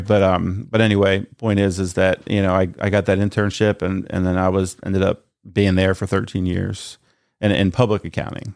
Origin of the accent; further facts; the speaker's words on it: New Castle area, Northern Delaware, United States; born and raised in Newcastle Bay area, so I'm not from Middletown